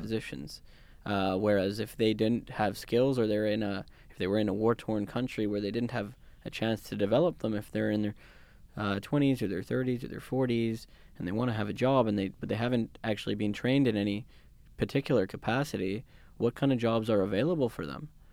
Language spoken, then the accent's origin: English; Vancouver, British Columbia, Canada; now in London, Canada; I'm from Vancouver